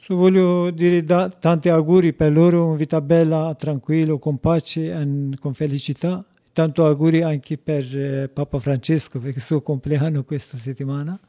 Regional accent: citizen of Turkey, Kurdistan, Turkey; Italian is a second language; moved away as an adult; now in Italy; io sono curdo cittadino di Turchia

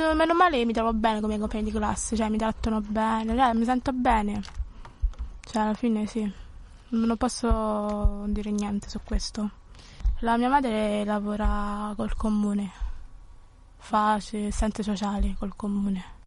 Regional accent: Lagos, Nigeria; also born or lived in Abuja; now in Italy; vivevo in Nigeria, a Lagos, stavo in città

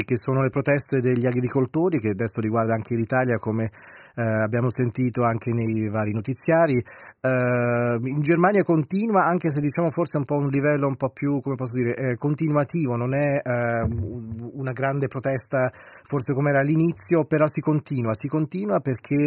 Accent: Switzerland

